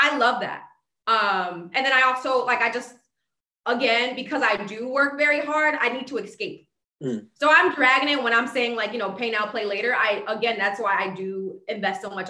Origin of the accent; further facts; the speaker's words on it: Bridgeport, Connecticut, United States; Growing up in Bridgeport